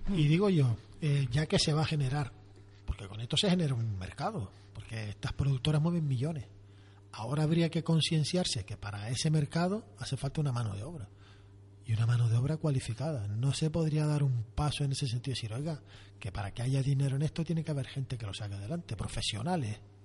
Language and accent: Spanish; Canary Islands, Spain